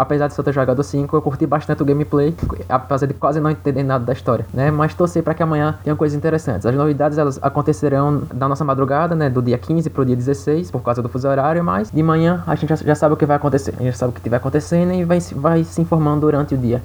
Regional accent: Bahia, Brazil; Eu sou da Bahia

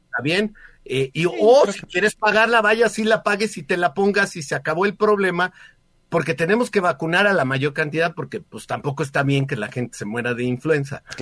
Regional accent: Mexico; como ciudadanos mexicanos

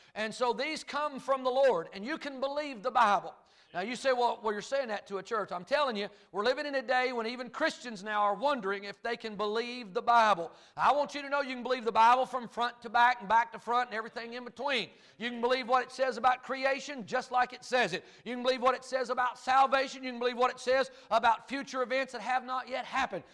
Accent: Kentucky, United States; accent: Kentucky hillbilly and North Carolina mountain talk; now in North Carolina, United States; I grew up in Kentucky, and I've been in the foothills of the Blue Ridge Mountains in North Carolina

